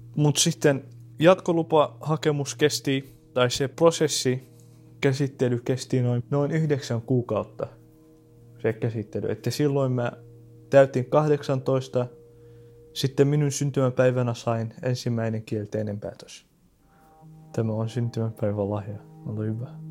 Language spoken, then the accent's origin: Finnish; Syria; Finnish is a second language; now in Finland; mä olen syyrialainen